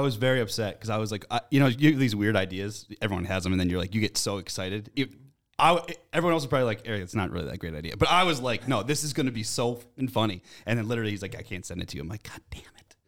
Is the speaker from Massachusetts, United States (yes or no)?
yes; Massachusetts, United States; I'm from Mass